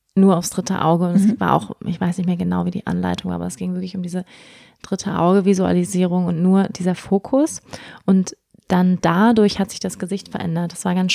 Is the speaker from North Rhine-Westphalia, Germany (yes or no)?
no; Schleswig-Holstein, Germany; moved away; also born or lived in Bali; Ich bin in Schleswig-Holstein aufgewachsen